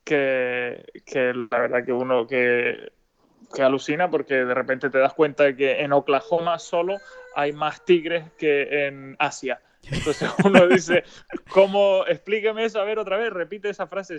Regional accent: Spain; como buen español

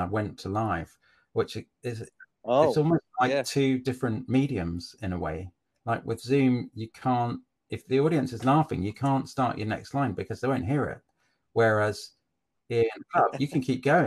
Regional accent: Cambridge, East of England, United Kingdom; accent: posh; I'm from Cambridge. I grew up in Cambridge and I went to uni at Cambridge.

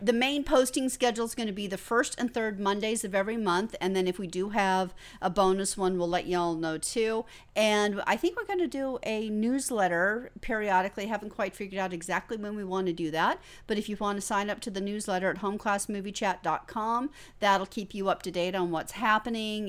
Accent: United States; now in Australia; I'm originally from the United States.

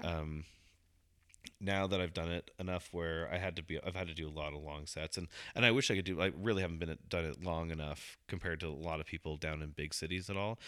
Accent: Hong Kong; I'm Asian too. I can say that. I was born in Hong Kong

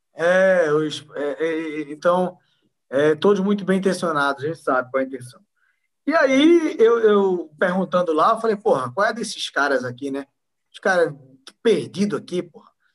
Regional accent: Recife, Pernambuco, Brazil; moved away as an adult; also born or lived in Envira, Amazonas / Mirassol d'Oeste, Mato Grosso; now in São Paulo, Brazil; eu sou pernambucano de nascença, nasci da capital, no Recife

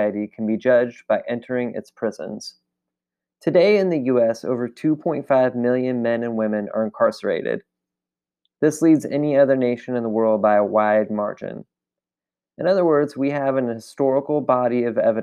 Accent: California, United States; now in Alabama, United States; In California, my home state

